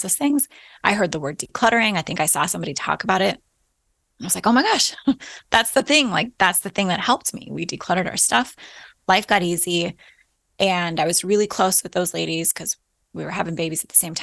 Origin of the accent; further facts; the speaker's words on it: Alaska, United States; moved away as an adult; also born or lived in Florida / Midwest; We were born and raised in Alaska